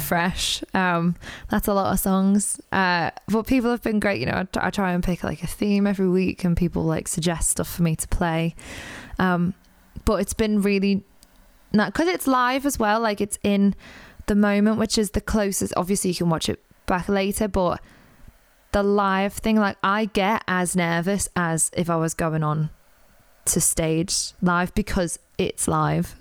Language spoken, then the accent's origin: English; Liverpool, North West England, United Kingdom; I'm from Liverpool